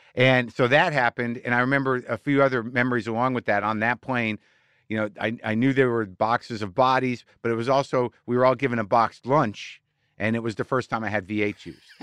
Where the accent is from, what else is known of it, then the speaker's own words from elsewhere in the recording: Jersey City, New Jersey, United States; moved away; also born or lived in San Francisco / New York; I was born in Jersey City, New Jersey